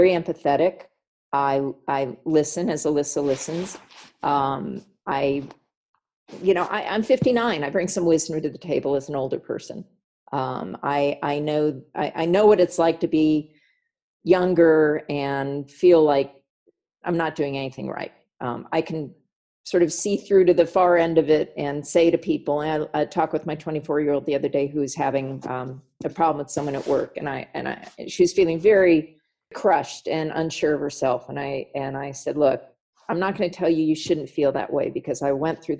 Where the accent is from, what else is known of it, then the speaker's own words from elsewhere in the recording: California, United States; I grew up in privilege in California